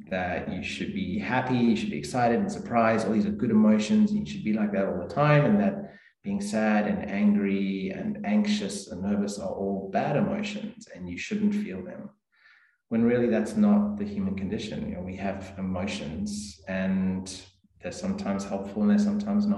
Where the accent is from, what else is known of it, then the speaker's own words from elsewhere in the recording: South Africa; moved away as an adult; also born or lived in Adelaide, Australia; now in Port Lincoln, Australia; I grew up in South Africa originally, and moved here with my parents 2004